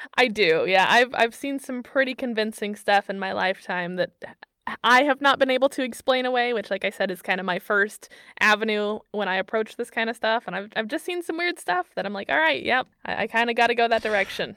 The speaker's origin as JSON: {"language": "English", "region": "Missouri", "country": "United States", "moved": "as an adult", "lives_now": "Germany", "said": "my home state of Missouri"}